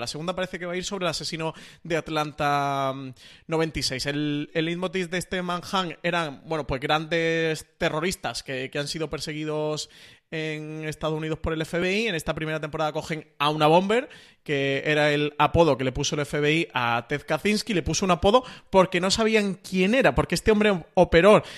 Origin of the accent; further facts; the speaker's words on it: Spain; para nosotros mm, como, españoles